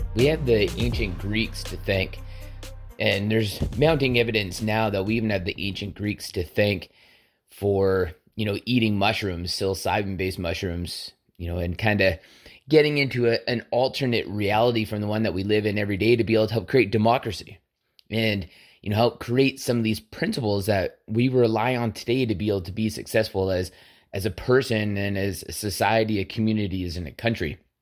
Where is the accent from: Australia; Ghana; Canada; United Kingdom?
Canada; as a Canadian